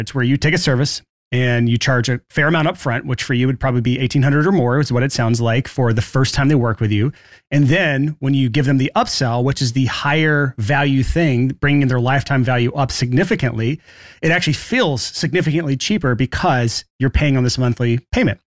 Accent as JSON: {"language": "English", "region": "Alabama", "country": "United States", "said": "I'm from Alabama"}